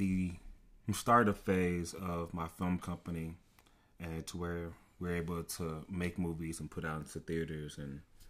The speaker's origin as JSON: {"language": "English", "country": "Nigeria", "said": "People know me, based on like my background as me being Nigerian."}